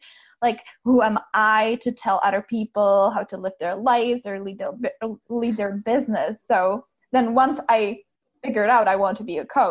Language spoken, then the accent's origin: English; Czechia; moved away as an adult; now in Tacoma, United States; I am originally from the Czech Republic, which is probably quite different than most people on your podcast. And I grew up there.